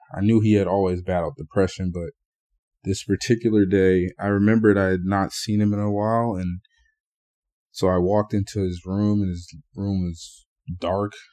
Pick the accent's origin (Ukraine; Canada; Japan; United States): United States; Burlington, New Jersey; I grew up in Burlington, for those of you from New Jersey. um, that's in Central Jersey